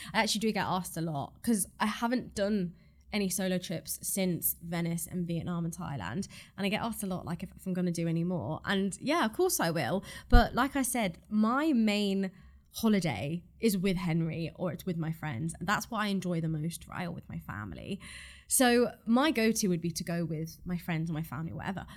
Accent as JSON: {"language": "English", "country": "Ireland", "tie": "born or raised there"}